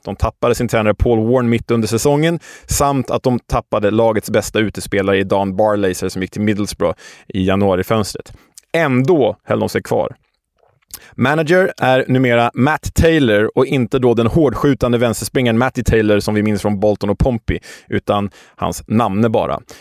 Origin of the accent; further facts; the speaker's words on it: Stockholm, Stockholm County, Sweden; Vi som stockholmare